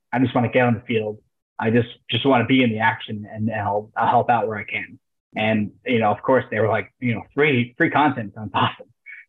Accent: Key West, Florida, United States; I'm from Key West, by the way, down in South Florida.

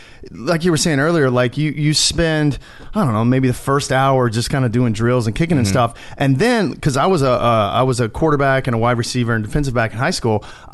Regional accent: Longview, Texas, United States; also born or lived in Tyler; I was born in Tyler, and my dad worked in Tyler, but I grew up in a town called Longview, which is like 40 minutes from Tyler, and it's a small town.

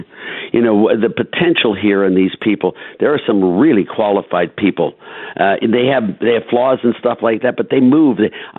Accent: Cleveland, Ohio, United States; I come from Cleveland, Ohio.

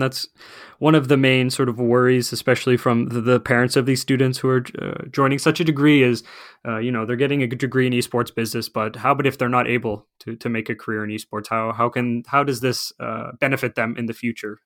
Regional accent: Canada; moved away as an adult; now in Finland; I am originally from Canada, so, uh, North America

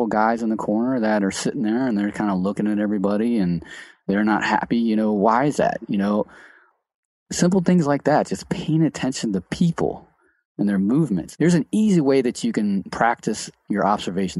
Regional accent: Cincinnati, Ohio, United States; I'm from Cincinnati.

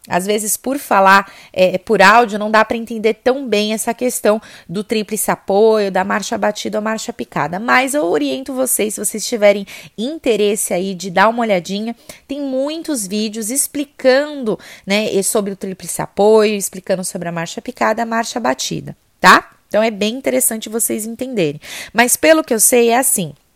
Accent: São Paulo, Brazil; eu sou paulistana. E em São Paulo, o que mais tem é morro

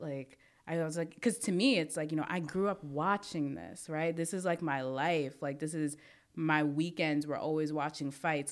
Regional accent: New York City, New York, United States; I'm from Brooklyn

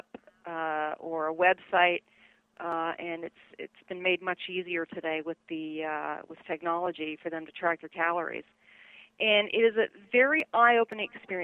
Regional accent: Toronto, Ontario, Canada; moved away as an adult; also born or lived in Montreal, Canada / Louisiana / Tallahassee; I was born in Toronto, 1966, so I just revealed my age there, but I ended up starting college in Montreal, Canada, or Quebec

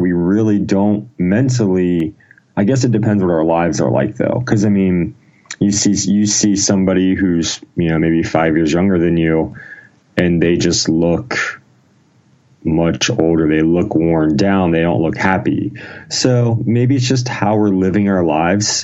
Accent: Ohio, United States; I was born in Ohio, small town in Ohio. I've kind of lived in Ohio most of my life

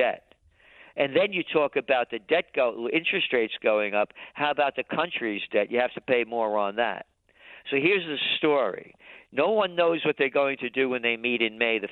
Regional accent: New York City, New York, United States; now in Kingston, United States; I'm a Napolitano, born in the Bronx

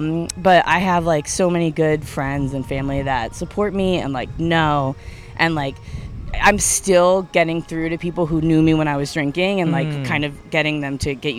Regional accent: Brooklyn, New York, United States

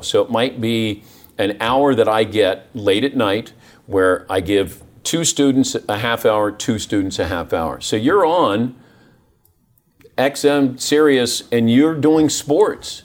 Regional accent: Ohio, United States; moved away; also born or lived in Dayton; I grew up in Ohio

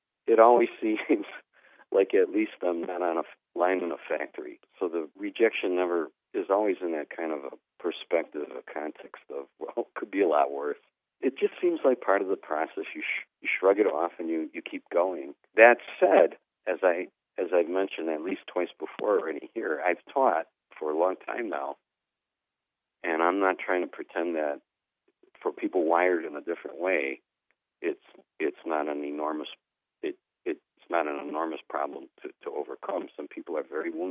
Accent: Midwest, United States; being a Midwesterner

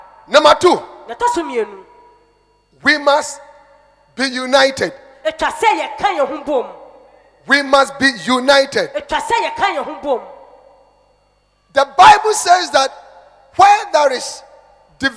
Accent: India; moved away; I am Indian

